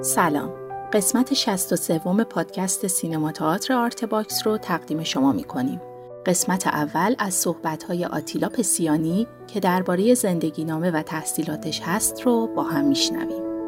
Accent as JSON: {"language": "Persian", "town": "Tehran", "region": "Tehran Province", "country": "Iran", "tie": "born or raised there", "said": "من متولد 1336 هستم در تهران دنیا آمدم"}